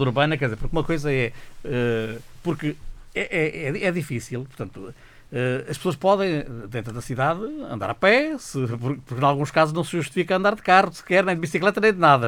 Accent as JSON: {"language": "Portuguese", "region": "Beira Interior", "country": "Portugal", "moved": "yes", "said": "voltar à minha memória, digamos, beirã, eh, aldeando, beira interior"}